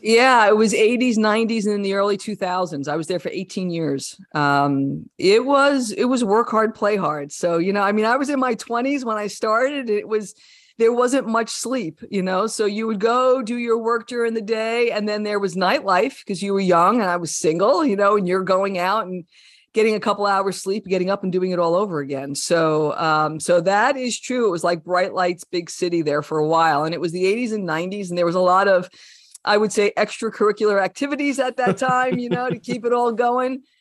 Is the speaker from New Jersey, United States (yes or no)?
yes; New Jersey, United States; I was a kid from Jersey.